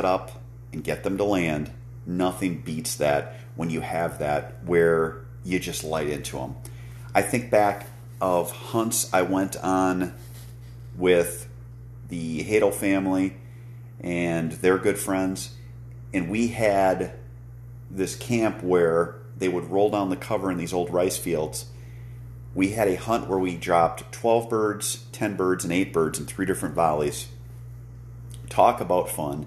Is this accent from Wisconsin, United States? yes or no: yes; Wisconsin, United States; here in my home state of Wisconsin